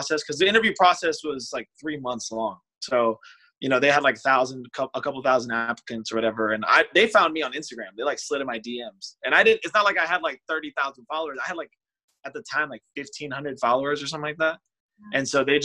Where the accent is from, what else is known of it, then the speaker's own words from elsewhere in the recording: Chicago, Illinois, United States; we're both from Chicago